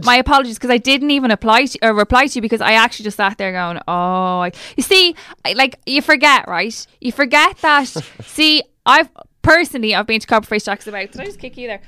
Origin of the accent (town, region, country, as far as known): Ireland